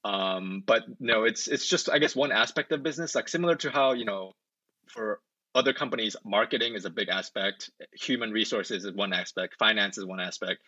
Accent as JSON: {"language": "English", "area": "Orange County", "region": "California", "country": "United States", "tie": "born or raised there", "also_born_or_lived": "Korea / upstate New York", "moved": "as an adult", "lives_now": "Atlanta, United States", "said": "Well, I was born in Korea, but then I grew up in Orange County, California."}